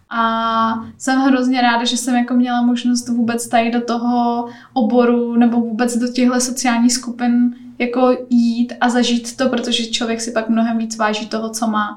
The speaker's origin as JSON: {"language": "Czech", "area": "Teplice District, North Bohemia", "region": "Ústí nad Labem Region", "country": "Czechia", "tie": "born or raised there", "also_born_or_lived": "Prague", "moved": "as an adult", "said": "Já pocházím ze severních Čech, z Teplicka, z takové malé vesnice"}